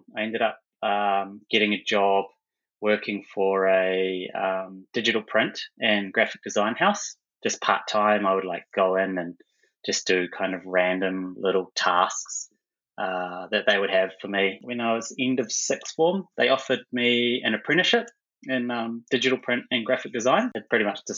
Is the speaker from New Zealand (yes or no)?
yes; Taranaki, New Zealand; also born or lived in Hawera, New Zealand; I actually grew up in Taranaki, originally in South Taranaki, tiny little place called Hawera